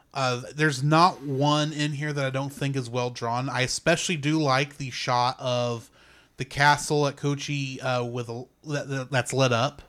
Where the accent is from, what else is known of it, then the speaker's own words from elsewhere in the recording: United States; as a American